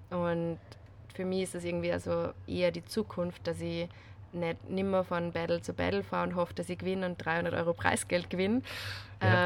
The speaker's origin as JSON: {"language": "German", "region": "Salzburg", "country": "Austria", "moved": "yes", "lives_now": "Vienna, Austria", "said": "bin ursprünglich aus Salzburg, wohne jetzt aber in Wien"}